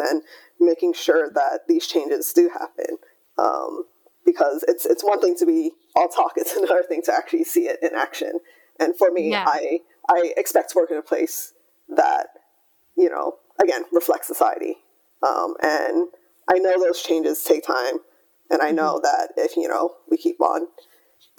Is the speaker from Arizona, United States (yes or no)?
no; Hawaii, United States; moved away; also born or lived in California; I grew up in Hawaii, I went to university in California